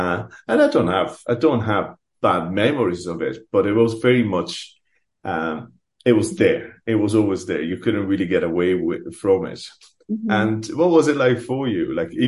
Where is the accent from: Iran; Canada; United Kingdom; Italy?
Italy; Rome, Lazio; now in Ireland; I always say that I'm from Rome and I never really appreciated Rome until I left it